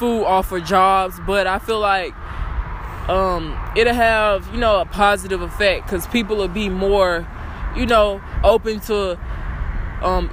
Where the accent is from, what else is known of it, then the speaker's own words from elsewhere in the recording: Dallas, Texas, United States; I'm from the Dallas-Fort Worth area. I've been living out here my whole life.